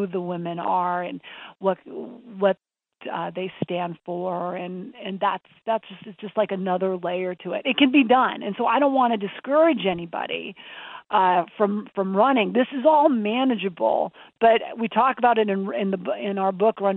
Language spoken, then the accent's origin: English; Montana, United States; I grew up in Montana